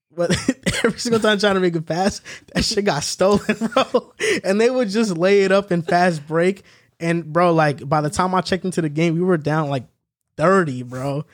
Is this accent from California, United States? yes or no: no; New York, United States; diehard New Yorker